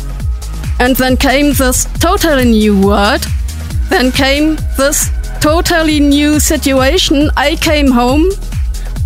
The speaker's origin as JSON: {"language": "English", "region": "East Germany", "country": "Germany", "tie": "born or raised there", "second_language": "English", "said": "I am from East Germany and lived in that closed world"}